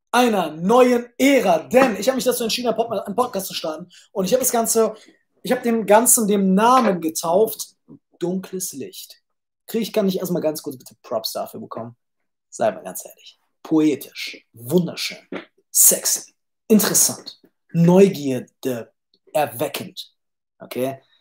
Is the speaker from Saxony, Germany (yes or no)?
no; Düsseldorf, North Rhine-Westphalia, Germany; also born or lived in Cologne; now in Vienna, Austria; Geboren, gebo geboren, aufgewachsen in Düsseldorf, vier Jahre in Köln bis 18, mit, dann von zu Hause abgehauen, vier Jahre in Köln gelebt und jetzt mittlerweile in äh, Wien.